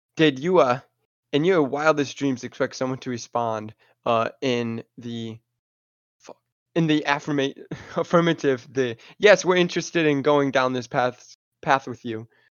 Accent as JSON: {"language": "English", "region": "Alabama", "country": "United States", "said": "I'm from Alabama, and I'm and University of Alabama fan."}